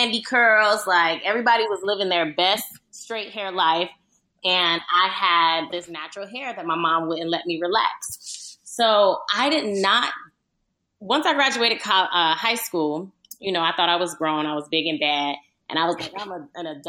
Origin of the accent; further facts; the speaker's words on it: Miramar, Florida, United States; moved away as an adult; also born or lived in Palm Beach, Florida / Stuart, Florida; now in Los Angeles, United States; I'm born and raised in Florida